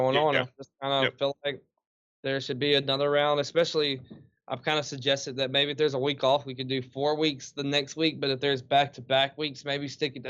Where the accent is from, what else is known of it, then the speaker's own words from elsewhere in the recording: Kentucky, United States; I grew up in Chickasaw Park and kind of chilled with the woods.